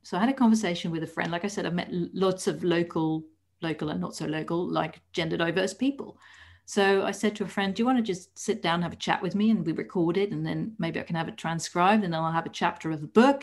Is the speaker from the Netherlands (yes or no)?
yes; Netherlands; moved away as an adult; now in United Kingdom; I was born in the Netherlands